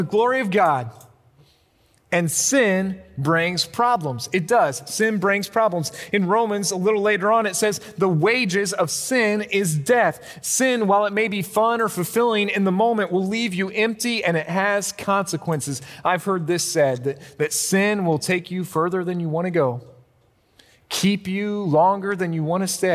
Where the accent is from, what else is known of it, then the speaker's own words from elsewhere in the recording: Illinois, United States; I grew up in Illinois